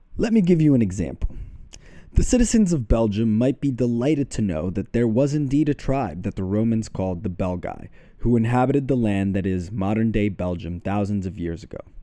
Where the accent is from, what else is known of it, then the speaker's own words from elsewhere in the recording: Mexico; I was born in Mexico